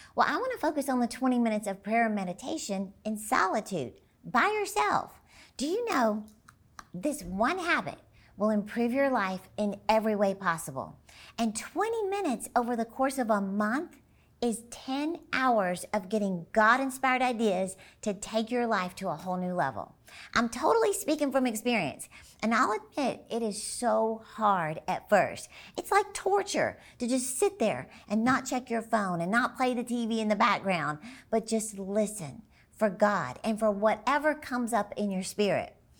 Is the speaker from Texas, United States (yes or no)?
yes; Dallas, Texas, United States; my hometown, basically, Dallas, Texas